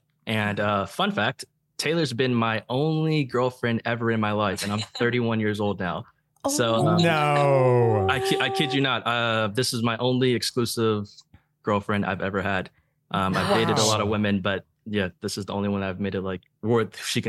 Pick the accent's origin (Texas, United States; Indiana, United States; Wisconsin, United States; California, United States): Texas, United States; Plano; we both are from the same area, a North Dallas suburb, she's from Frisco, I'm from Plano. Just North Dallas suburbs.